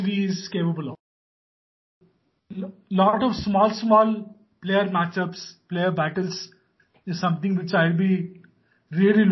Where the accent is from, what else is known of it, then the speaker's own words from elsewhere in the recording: India; being an Indian, being followed Indian cricket from small age